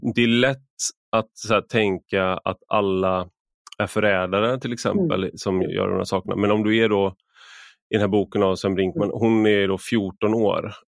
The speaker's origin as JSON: {"language": "Swedish", "country": "Sweden", "said": "som svensk"}